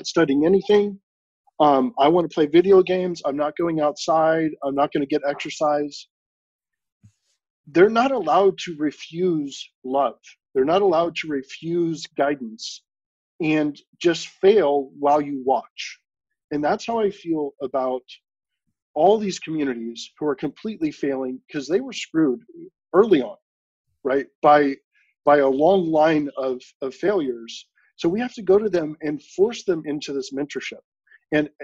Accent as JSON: {"language": "English", "area": "San Francisco Bay Area", "region": "California", "country": "United States", "tie": "born or raised there", "said": "me growing up in the San Francisco Bay Area"}